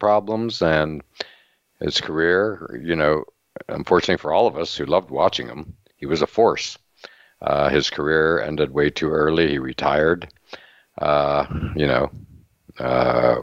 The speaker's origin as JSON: {"language": "English", "region": "Pennsylvania", "country": "United States", "tie": "born or raised there", "said": "I grew up in Pennsylvania"}